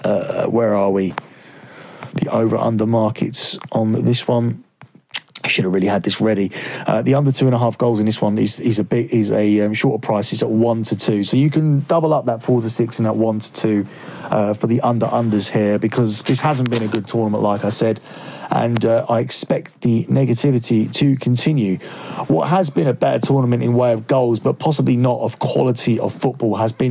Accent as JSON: {"language": "English", "region": "England", "country": "United Kingdom", "said": "Obviously, I should want England to win this because I am from England and I very much dislike the US team."}